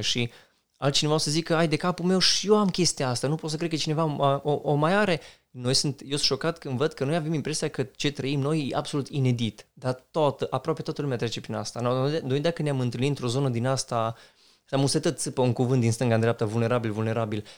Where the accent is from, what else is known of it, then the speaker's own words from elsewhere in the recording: Romania; ca români